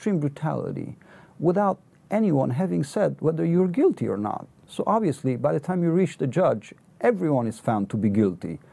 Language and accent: English; Romania; now in United Kingdom; I hail from Romania